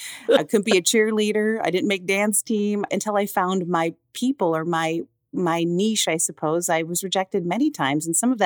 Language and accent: English; Minneapolis, Minnesota, United States; I was born in Minneapolis, Minnesota.